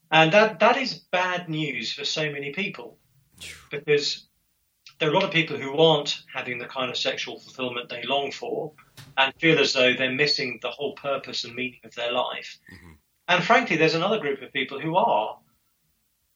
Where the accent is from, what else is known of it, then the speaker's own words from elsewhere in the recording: England, United Kingdom; I'm English